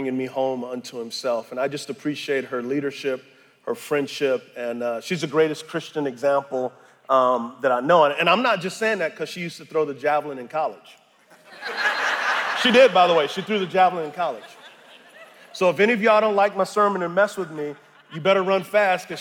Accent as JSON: {"language": "English", "town": "San Antonio", "region": "Texas", "country": "United States", "moved": "yes", "said": "I'm originally from San Antonio, Texas"}